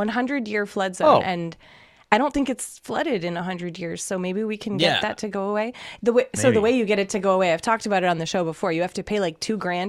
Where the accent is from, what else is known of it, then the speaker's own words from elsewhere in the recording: East Coast, United States; I know what I'm from the East Coast.